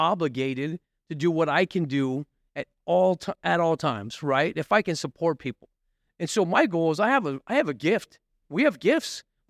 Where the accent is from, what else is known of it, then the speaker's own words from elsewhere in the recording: Mesa, Arizona, United States; born there; Listen, my I was born in Mesa. I got addicted in Mesa.